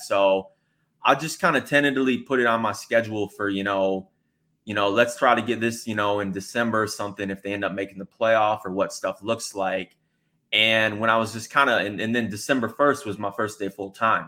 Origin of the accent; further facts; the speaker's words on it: Michigan, United States; now in Austin, United States; I grew up in Michigan, so I grew up very close to Ohio